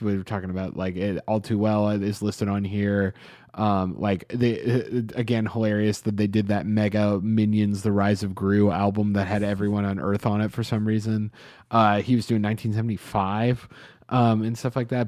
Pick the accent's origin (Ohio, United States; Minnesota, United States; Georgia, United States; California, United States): Georgia, United States; Atlanta; growing up in Atlanta